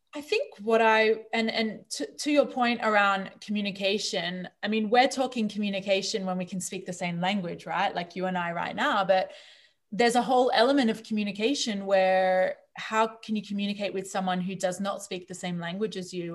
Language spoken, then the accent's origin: English; Australia; moved away; also born or lived in New Zealand; I grew up in Australia.